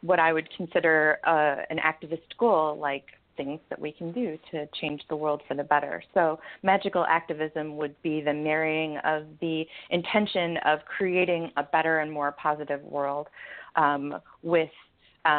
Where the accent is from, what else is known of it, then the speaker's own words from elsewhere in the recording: Michigan, United States; now in Portland, United States; I'm originally from Michigan, and I'm currently a resident of Portland, Oregon